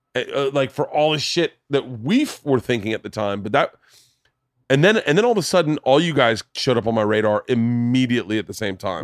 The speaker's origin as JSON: {"language": "English", "town": "New Smyrna Beach", "region": "Florida", "country": "United States", "tie": "born or raised there", "moved": "yes", "said": "I grew up in Florida. I grew up, we grew up surfing in New Smyrna"}